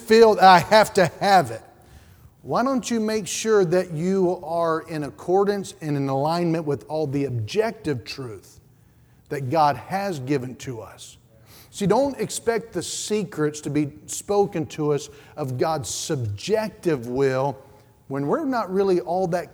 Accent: Statesville, North Carolina, United States; where I grew up in Statesville

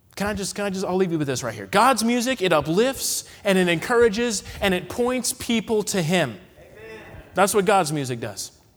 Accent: Massachusetts, United States; moved away; I'm from the Northeast, okay? I was born in Massachusetts.

